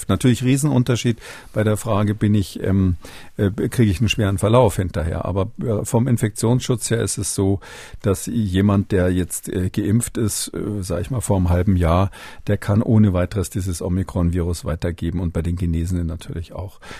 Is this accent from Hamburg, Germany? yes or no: no; Halle, Saxony-Anhalt, Germany; also born or lived in Bavaria; ich habe übrigens zwei Heimaten, also Halle und Bayern, beides, beides meine Heimat.